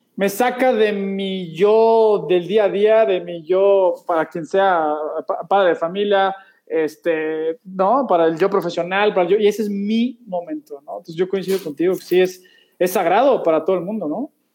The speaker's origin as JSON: {"language": "Spanish", "region": "Mexico City", "country": "Mexico", "tie": "born or raised there", "also_born_or_lived": "United States / Spain", "said": "somos del DF, ahí por"}